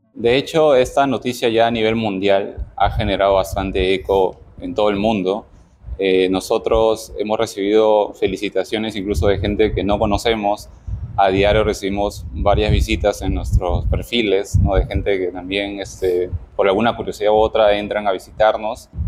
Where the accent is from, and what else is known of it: Peru